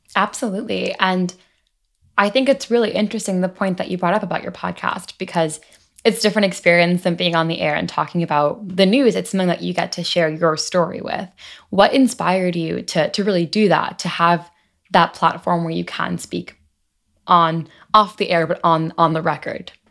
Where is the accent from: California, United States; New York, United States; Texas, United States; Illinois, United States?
New York, United States; Long Island; I'm also from Long Island, also was a high holiday Jew growing up